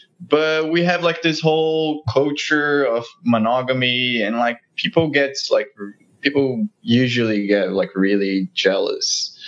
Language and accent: English; Brazil; moved away as an adult; now in New York, United States; I'm Brazilian as well.